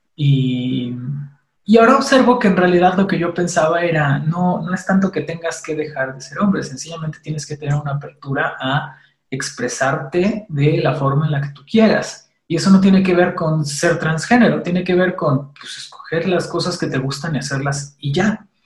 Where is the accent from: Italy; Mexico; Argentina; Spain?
Mexico; como mexicanos